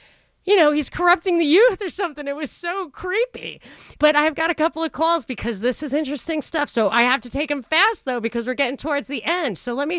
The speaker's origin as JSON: {"language": "English", "region": "New York", "country": "United States", "tie": "born or raised there", "said": "I grew up in New York"}